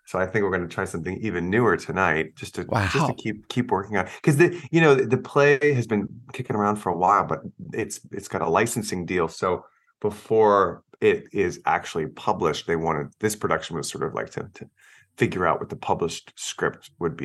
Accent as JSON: {"language": "English", "town": "Plano", "region": "Texas", "country": "United States", "said": "because I'm from Plano outside"}